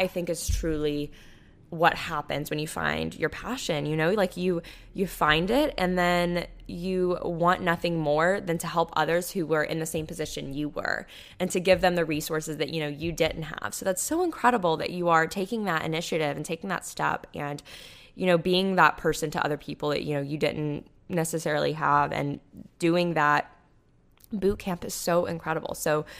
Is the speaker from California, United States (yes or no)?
yes; California, United States; I grew up in the Bay Area and decided to study industrial design at Georgia Tech